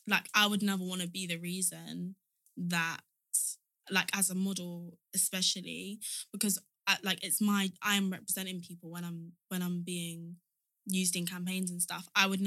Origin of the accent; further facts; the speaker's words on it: Nigeria; If somebody asked me where I was from, I would say I'm Nigerian.